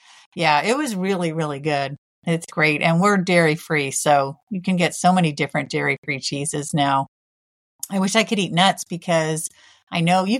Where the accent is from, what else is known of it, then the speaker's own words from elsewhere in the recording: California, United States; I've loved Mexican food my whole life, but I grew up in California.